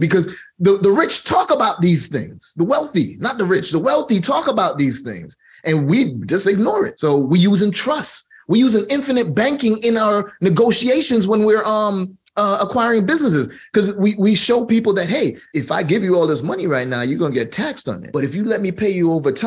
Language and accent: English; Jamaica; I'm Jamaican